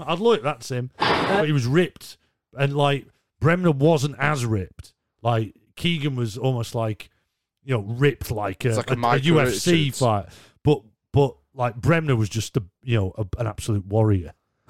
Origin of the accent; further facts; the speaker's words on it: North East England, United Kingdom; I'm a Geordie, like. I can't even believe we played in red and black like the Mackhams.